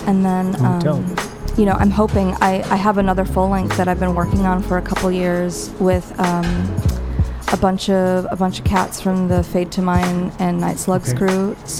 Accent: Wisconsin, United States; also born or lived in New York / San Francisco; now in Los Angeles, United States; Yeah, I'm from Wisconsin.

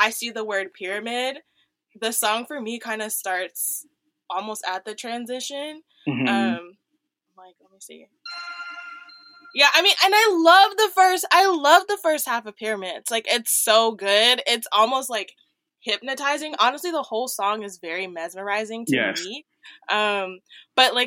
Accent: Marietta, Georgia, United States; I'm from Marietta, Georgia

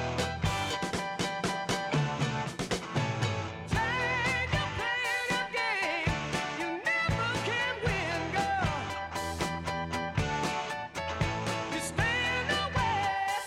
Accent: New York, United States; now in Colorado, United States; I'm from New York

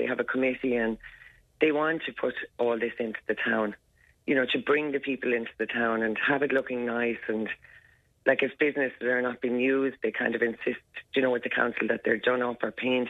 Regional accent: County Waterford, Munster, Ireland; I'm from County Waterford.

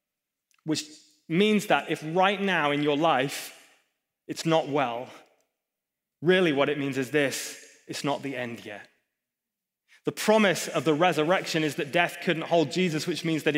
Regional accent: England, United Kingdom; I'm a pastor, I'm English

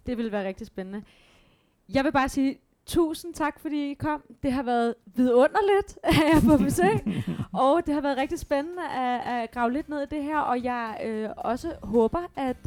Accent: Denmark; vi danskere

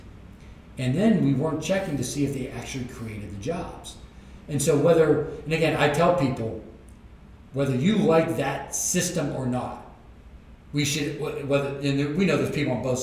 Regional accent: Pennsylvania, United States; as a Pennsylvanian

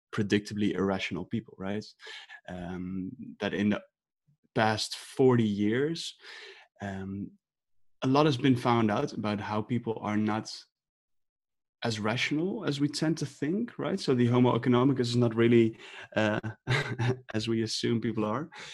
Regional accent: Amsterdam, North Holland, Netherlands; I'm from Amsterdam

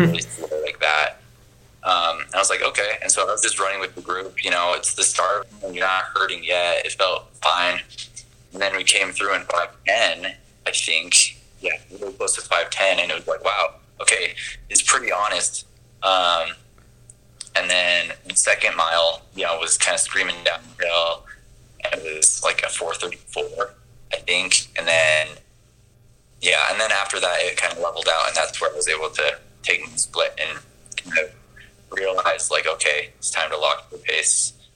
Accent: American Fork, Utah, United States; I'm originally from Utah. So I grew up in American Fork

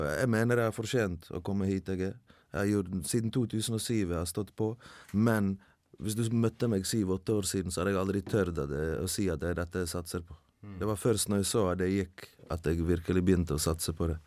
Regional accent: Bosnia & Herzegovina; now in Norway; hjemlandet mitt

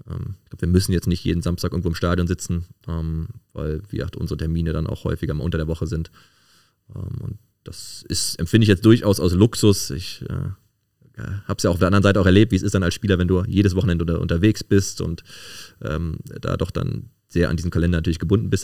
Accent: Cologne, North Rhine-Westphalia, Germany; bin äh, gebürtig aus Köln-Porz und äh, wohne da jetzt auch wieder

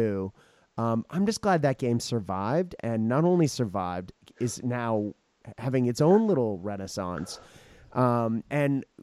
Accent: Japan; moved away; I grew up in Japan

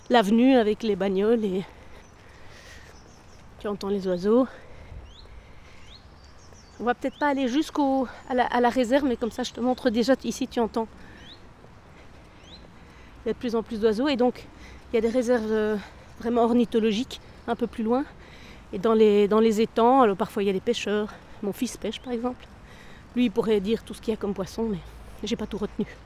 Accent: Brussels, Brussels-Capital Region, Belgium; also born or lived in Ixelles / Woluwe-Saint-Lambert; Je suis née à Bruxelles, tout à fait. Je suis née à Ixelles et Elsen, Et puis euh, voilà, mes parents sont venus s'installer ici dans les années 80.

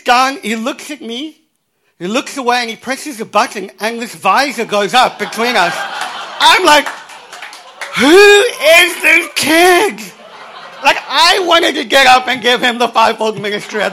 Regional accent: Cape Town, Western Cape, South Africa; I was born in Cape Town, in South Africa.

